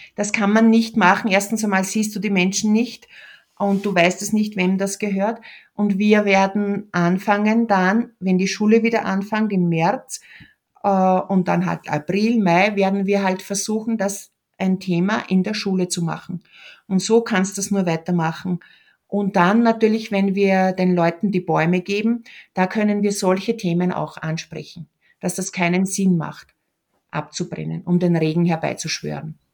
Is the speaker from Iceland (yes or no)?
no; Lower Austria, Austria; moved away as an adult; now in Peru; ich bin aus Niederösterreich, ich bin eine Franziskanerin